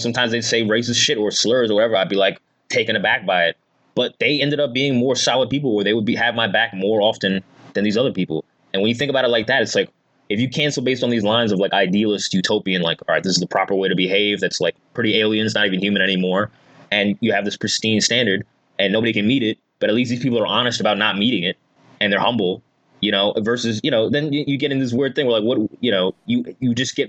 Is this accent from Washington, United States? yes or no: no; New Jersey, United States; now in New York, United States; Like, I came from Jersey to New York